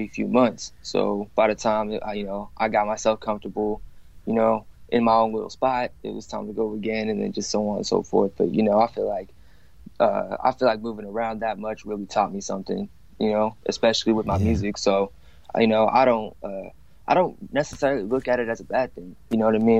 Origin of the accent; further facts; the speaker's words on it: Santa Rosa, California, United States; my hometown, Santa Rosa